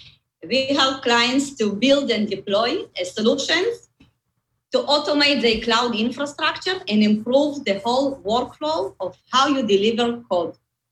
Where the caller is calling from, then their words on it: Tel Aviv, Tel Aviv District, Israel; From Tel Aviv. I'm based in Israel, but you know, we are working from home, so probably you'll find me in my living room.